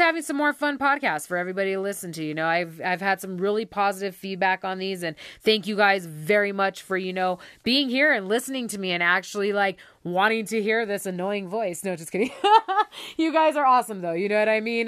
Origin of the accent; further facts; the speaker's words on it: Taos, New Mexico, United States; I was born and raised in Taos